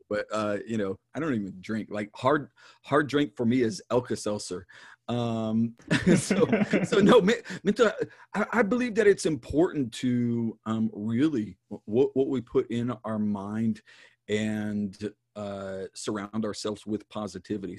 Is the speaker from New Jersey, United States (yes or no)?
no; Dayton, Ohio, United States; I was born in Dayton, Ohio